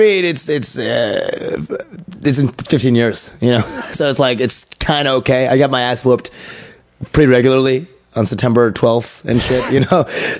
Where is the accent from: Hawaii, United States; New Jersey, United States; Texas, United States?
Texas, United States; Dallas; I mean, I'm from Texas. I'm from the South, so there's a little more tension there.